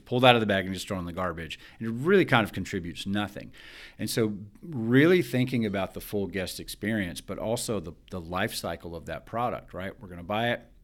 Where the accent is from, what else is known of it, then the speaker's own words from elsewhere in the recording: Alabama, United States; I'm from Alabama.